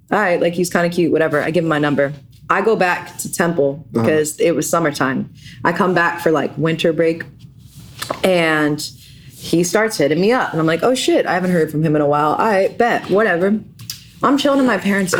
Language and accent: English; New York City, New York, United States; now in Philadelphia, United States; I am from Brooklyn, New York, if you didn't know. And I was a Brooklyn kid